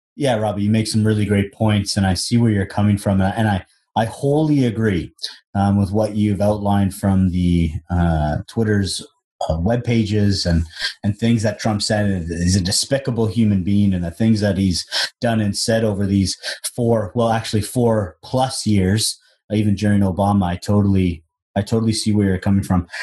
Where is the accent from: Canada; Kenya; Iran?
Canada; as a Canadian that's watching American sports all the time